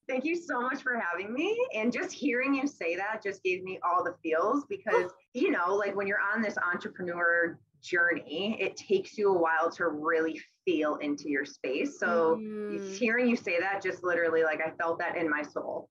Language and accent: English; Massachusetts, United States; moved away as an adult; now in Westerly, United States; I'm originally from Massachusetts, but I've been in Westerly, Rhode Island for the past seven years.